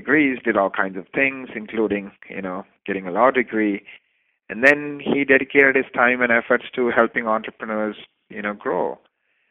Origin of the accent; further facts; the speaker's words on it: Canada; I'm Canadian